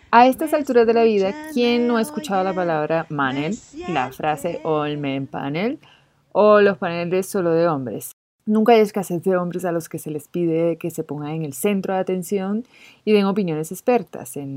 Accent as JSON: {"language": "Spanish", "country": "Chile", "said": "Generalmente estoy muy orgullosa de ser chilena."}